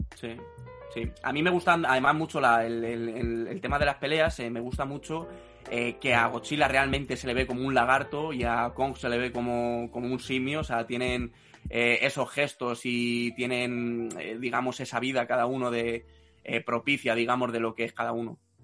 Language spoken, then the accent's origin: Spanish; Spain; en España somos un poco agarrados en ese sentido